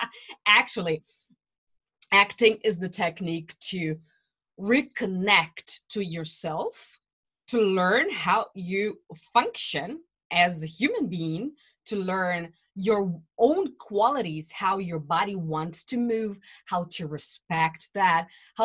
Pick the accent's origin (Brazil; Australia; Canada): Brazil; English is a second language; now in Germany; I live in Germany. I came from Brazil to Germany many years ago.